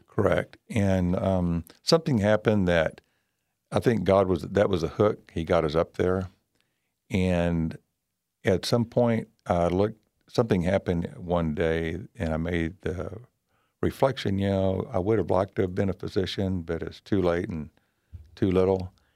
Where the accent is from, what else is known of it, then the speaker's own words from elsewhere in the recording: Bryan, Texas, United States; I grew up here in Bryan and went to Stephen F. Austin